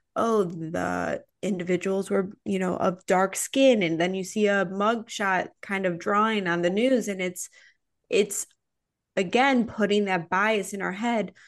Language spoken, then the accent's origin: English; Midwest, United States; moved away; also born or lived in Chicago; I'm from the Midwest